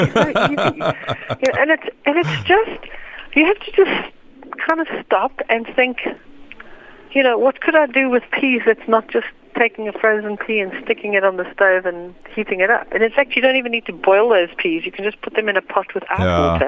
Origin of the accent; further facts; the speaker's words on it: South Africa; growing up in South Africa